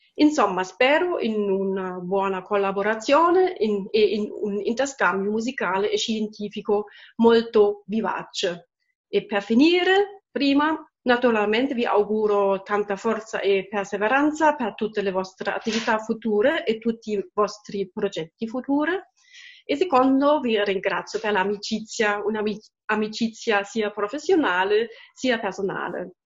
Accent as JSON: {"language": "Italian", "town": "Halle", "region": "Saxony-Anhalt", "country": "Germany", "tie": "born or raised there", "second_language": "Italian", "lives_now": "Leipzig, Germany", "said": "sono cresciuta nella Germania centrale, cioè a Halle e a Lipsia"}